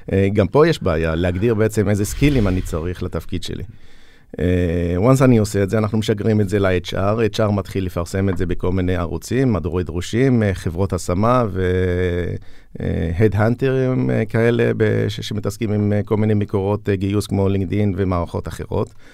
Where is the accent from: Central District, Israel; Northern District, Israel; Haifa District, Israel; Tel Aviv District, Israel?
Northern District, Israel; Julis; מכפר ג'וליס